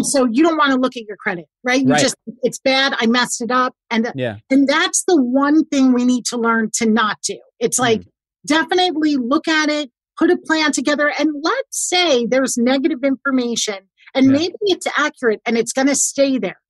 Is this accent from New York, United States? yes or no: yes; New York, United States; I'm a New Yorker